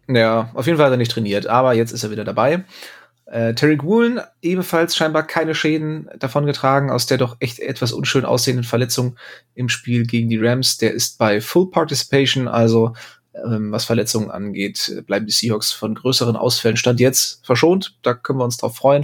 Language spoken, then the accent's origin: German; Bremen, Germany; ich als Bremer, dreimal ist Bremer recht